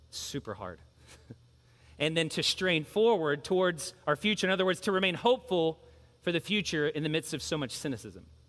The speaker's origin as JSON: {"language": "English", "town": "Louisville", "region": "Kentucky", "country": "United States", "tie": "born or raised there", "said": "I grew up in Louisville."}